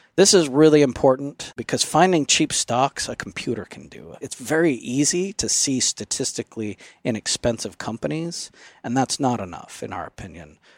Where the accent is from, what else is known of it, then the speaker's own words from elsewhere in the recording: Phoenix, Arizona, United States; now in Alpine, United States; I grew up in the Phoenix area